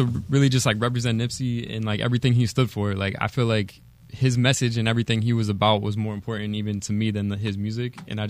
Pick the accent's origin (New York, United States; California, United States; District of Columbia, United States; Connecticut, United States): Connecticut, United States; Wethersfield; also born or lived in Hartford; I grew up in Wethersfield, but I'm from around Hartford.